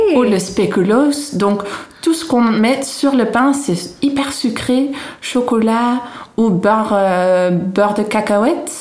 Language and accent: French; Haarlem, North Holland, Netherlands; French is a second language; now in France; je viens d'une ville à côté d'Amsterdam qui s'appelle Harlem